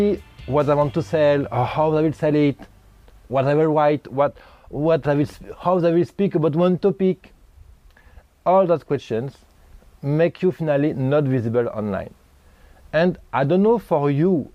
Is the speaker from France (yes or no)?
yes; France; moved away; also born or lived in Thailand / India; I'm from France, okay? I'm living half of the time in Asia, Thailand, and India.